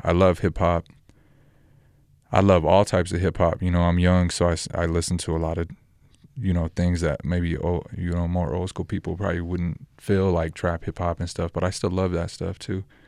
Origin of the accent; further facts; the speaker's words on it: Roswell, New Mexico, United States; also born or lived in Albuquerque, New Mexico; I'm from New Mexico, born in Roswell, lived in Albuquerque the last ten years